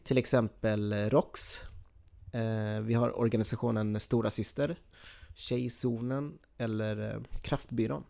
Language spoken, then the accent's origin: Swedish; Skåne, Sweden; jag som skåning